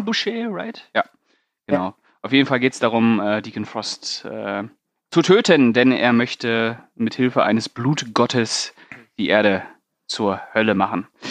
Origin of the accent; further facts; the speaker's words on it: Paderborn, North Rhine-Westphalia, Germany; moved away; bei uns in Paderborn gab es einen Laden, also wo ich noch in Paderborn gelebt habe